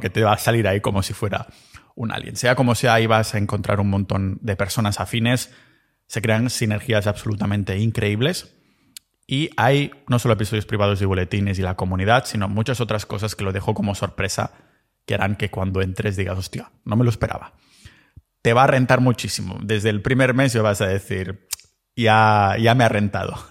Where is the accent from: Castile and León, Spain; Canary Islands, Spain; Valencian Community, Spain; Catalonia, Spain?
Catalonia, Spain; moved away as an adult; now in Montenegro; mi pueblo ahí en Cataluña